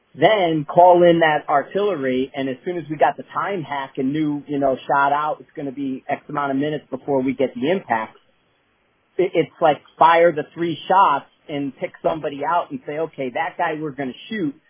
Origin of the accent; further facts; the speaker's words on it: Northeast, United States; I'm from the Northeast, I'm from that area